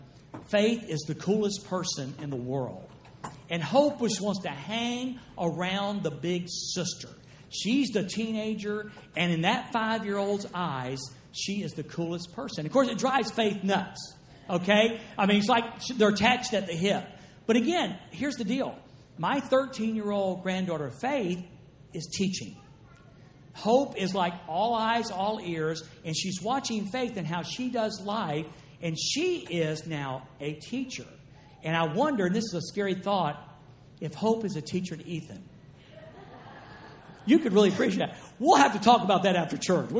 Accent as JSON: {"language": "English", "region": "the South", "country": "United States", "said": "I'm from the South"}